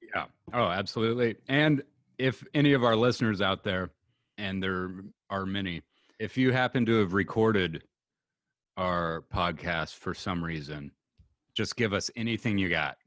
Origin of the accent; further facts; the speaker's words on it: Pacific Northwest, United States; we're from the Pacific Northwest.